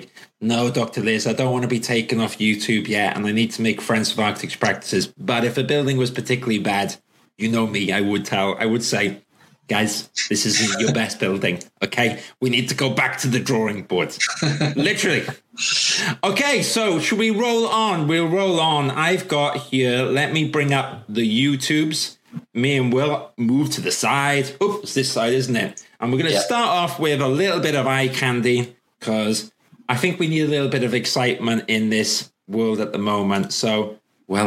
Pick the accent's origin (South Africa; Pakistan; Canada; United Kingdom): United Kingdom; Welsh, Wales; I'm Welsh. I'm proud to be Welsh.